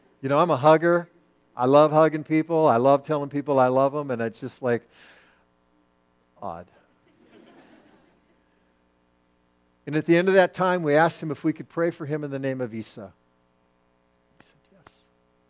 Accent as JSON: {"language": "English", "country": "United States", "said": "I'm an American, and I'm a Christ follower"}